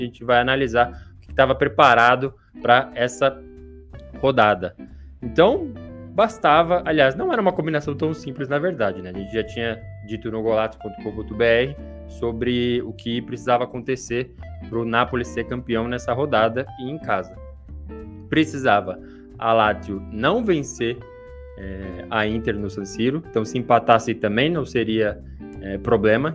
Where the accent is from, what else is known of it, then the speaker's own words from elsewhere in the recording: São Paulo, Brazil; eu que não sou do Rio de Janeiro, sou de São Paulo